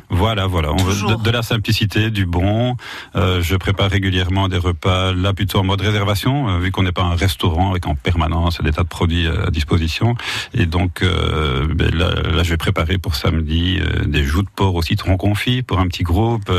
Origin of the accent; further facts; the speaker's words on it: Wallonia, Belgium; moved away as an adult; also born or lived in Brussels, Belgium; now in Latour-de-France, France; je viens de Belgique